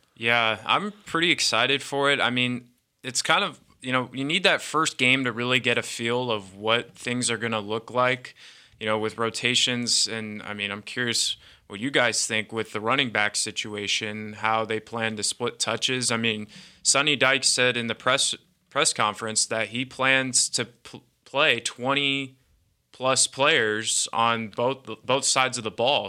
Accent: Bay Area, Northern California, United States; also born or lived in Bedford, Texas; now in Fort Worth, United States; I was born here, um, and then when I was about, like, two, I just moved out to the Bay Area. Um, grew up there

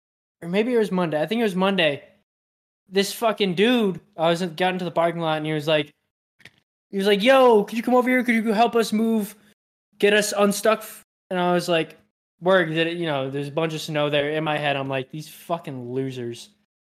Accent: Utah, United States; He's like, I should know this. I know I'm from Utah. I know I should know it.

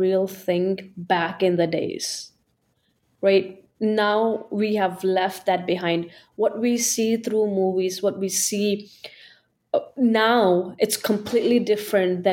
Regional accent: Amritsar, Punjab, India; now in United States; I'm from Amritsar, Punjab, like literally. Like, I was born in Amritsar and I used to go to Golden Temple like on a weekly basis

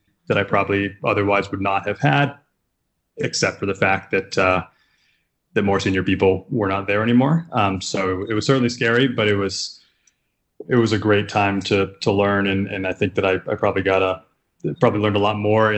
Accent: Bedford, New Hampshire, United States; moved away as an adult; now in New York City, United States; I grew up in Bedford, New Hampshire, a small town. Moved to New York after college

